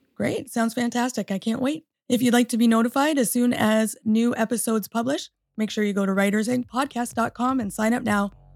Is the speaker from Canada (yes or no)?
yes; Canada; moved away as an adult; also born or lived in Michigan, United States; now in United States; I'm a Canadian born and also uh, American through marriage.